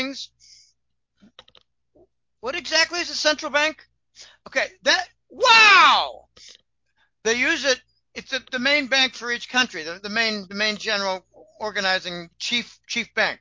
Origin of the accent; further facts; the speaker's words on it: Pennsylvania, United States; I come from Pennsylvania, and the Pennsylvania Dutch, by the way, that's Deutsch